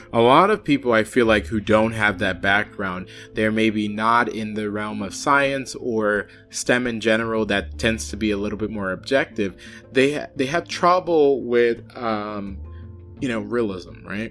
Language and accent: English; New York, United States; moved away; where I'm from in New York, I am more likely to hear Creole walking around my hometown